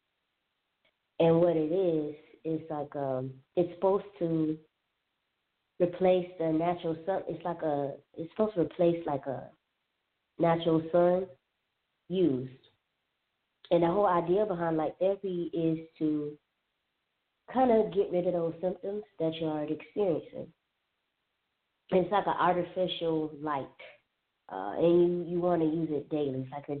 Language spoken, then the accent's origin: English; Alabama, United States; also born or lived in Southern California / Florida; living in SoCal, living in Florida, growing up in Alabama, I've never heard of light therapy.